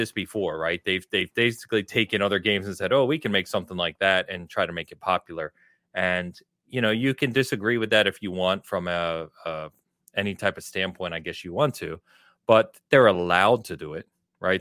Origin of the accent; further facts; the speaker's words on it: England, United Kingdom; I am English